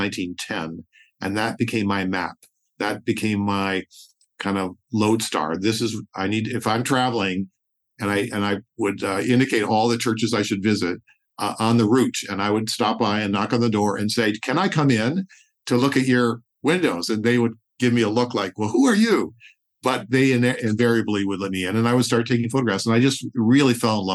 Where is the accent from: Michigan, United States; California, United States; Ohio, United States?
Michigan, United States; suburban Detroit; I grew up in suburban Detroit in the 50s and 60s